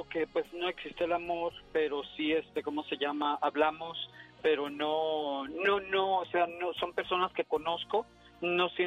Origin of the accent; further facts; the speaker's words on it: El Salvador; cuando yo fui niño este por la irresponsabilidad de padres, fui abandonado en una gasolinera en mi país.